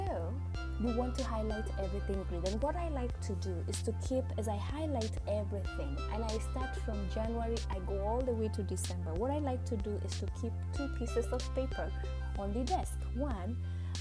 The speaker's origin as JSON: {"language": "English", "country": "Kenya", "moved": "yes", "said": "I am originally from Kenya"}